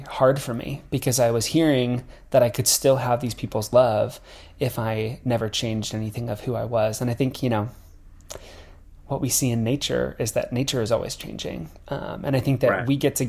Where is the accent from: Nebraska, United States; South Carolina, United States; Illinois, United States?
Nebraska, United States; I'm from Nebraska, so I'm from like rural America, and like growing up like in a town that's surrounded by like farmland